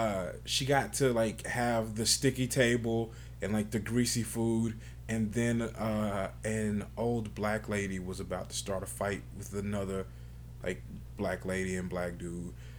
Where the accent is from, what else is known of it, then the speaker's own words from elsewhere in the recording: Bernice, Louisiana, United States; moved away as an adult; now in Des Moines, United States; from Des Moines. I'm originally from Bernice, Louisiana. And I moved to Des Moines 5 years ago